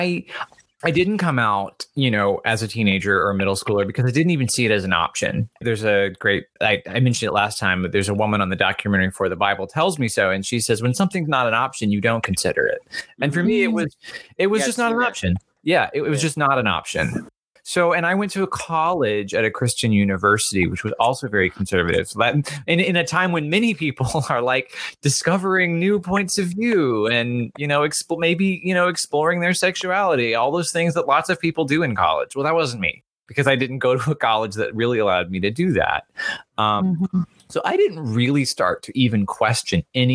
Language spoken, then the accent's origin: English; the South, United States; I grew up in the South